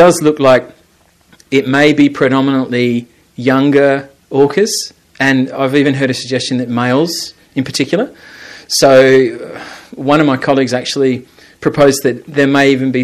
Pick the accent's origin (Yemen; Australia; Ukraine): Australia; South Australia; moved away as an adult; now in Ireland; when I grew up as a kid in South Australia, we have loads of white sharks